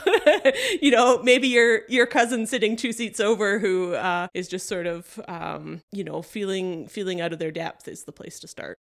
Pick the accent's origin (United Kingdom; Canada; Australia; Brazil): Canada; we're Canadian